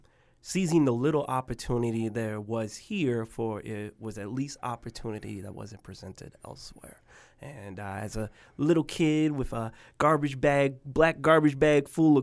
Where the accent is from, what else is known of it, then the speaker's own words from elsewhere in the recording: Spokane, Washington, United States; born there; also born or lived in Tacoma, United States / Mobile, United States; So I was born to a mother who was 16 years old, and I was born at home in a tub. From my understanding, it was here in Spokane, and then I moved from here to Tacoma, and from Tacoma to Mobile, Alabama